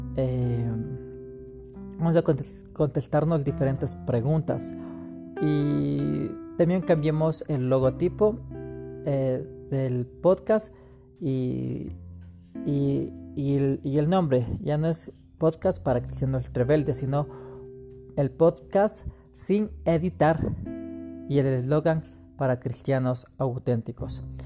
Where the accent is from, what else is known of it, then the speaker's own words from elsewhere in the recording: Quito, Pichincha, Ecuador; nací en Quito, Ecuador, en 1983, en una cuna cristiana